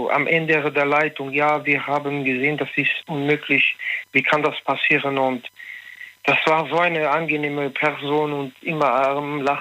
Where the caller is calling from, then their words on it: Münster, North Rhine-Westphalia, Germany; Ich komme aus Münster.